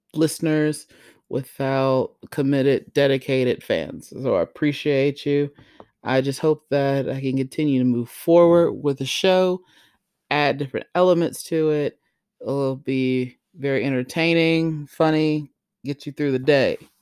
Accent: Greenville, South Carolina, United States; I was born in Greenville, South Carolina.

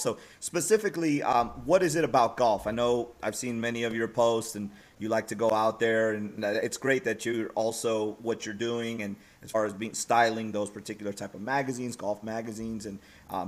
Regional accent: Bay Area, California, United States; now in Dallas, United States; I grew up in the Bay Area

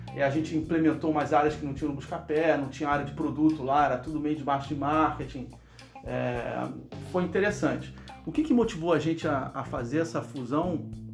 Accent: Brazil; moved away as an adult; now in Silicon Valley, United States; quando eu saí do Brasil

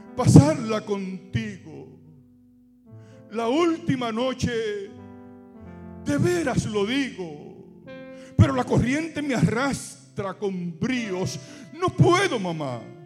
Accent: Dominican Republic; moved away as an adult; now in San Bernardino, United States; desde que salí de Dominicana en el 2003

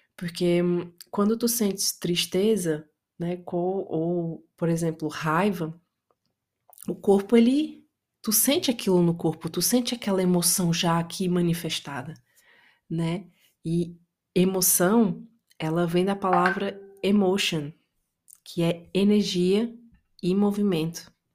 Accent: Itapajé, Ceará, Brazil; moved away; eu sou brasileira, eu cresci no interior do Brasil, numa cidade chamada Itapajé, interior do Ceará

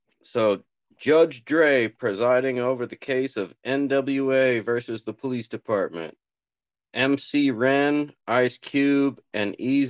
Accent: California, United States; I'm from California, so I can totally do that because we just go lazy up here in California, right?

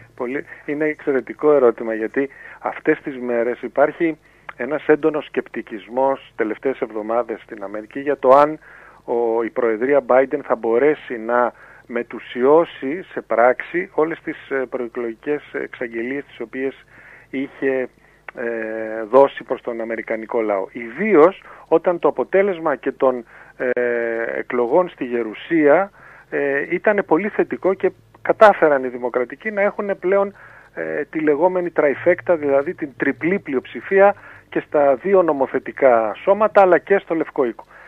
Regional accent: Greece; εμείς ως Έλληνες

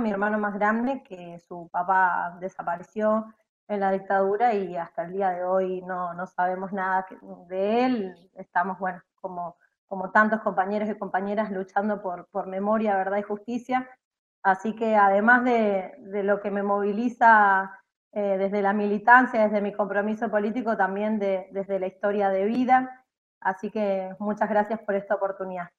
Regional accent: Mendoza, Argentina; moved away as an adult; also born or lived in San Luis; now in Buenos Aires, Argentina; soy mendocina, eh, estudié en San Luis y ahora estoy viviendo acá en Capital Federal

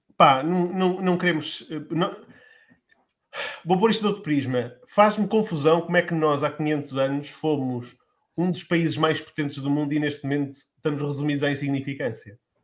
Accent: Lamego, Norte, Portugal; na cidade de onde eu sou, que sou do Lamego

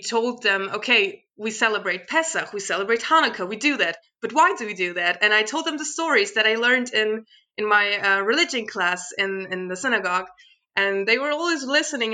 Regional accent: Sverdlovsk, Luhansk Oblast, Ukraine; now in Germany; I was born in the Ukraine

